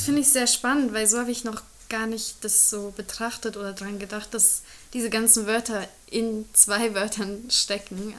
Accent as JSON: {"language": "German", "country": "Germany", "tie": "born or raised there", "first_language": "German, Hungarian", "said": "ich bin in Deutschland aufgewachsen, das ist meine Muttersprache"}